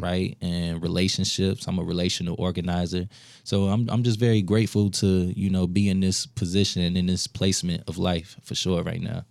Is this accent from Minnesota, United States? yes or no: yes; Minneapolis, Minnesota, United States; also born or lived in Saint Paul; I'm from the South Side, Minneapolis